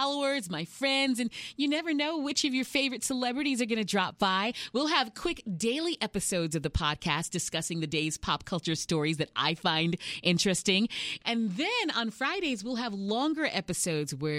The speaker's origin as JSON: {"language": "English", "town": "Houston", "region": "Texas", "country": "United States", "tie": "born or raised there", "also_born_or_lived": "New York City / Southern California", "moved": "as an adult", "lives_now": "San Diego, United States", "said": "I was born and raised in Houston, H-Town"}